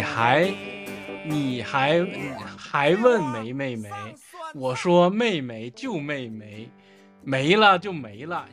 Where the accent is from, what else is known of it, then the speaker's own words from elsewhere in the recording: Northeast China, China; accent: Northeastern Mandarin; 我们方言对蜻蜓的称呼